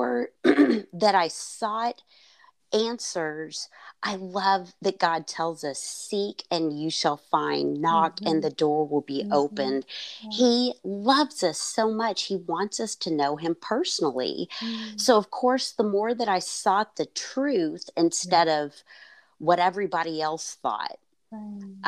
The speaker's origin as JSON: {"language": "English", "town": "Fort Worth", "region": "Texas", "country": "United States", "tie": "born or raised there", "said": "I grew up in Fort Worth"}